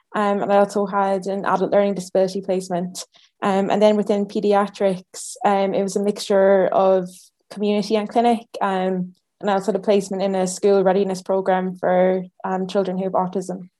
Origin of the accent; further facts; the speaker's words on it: Ireland; now in Edinburgh, United Kingdom; I'm from Ireland originally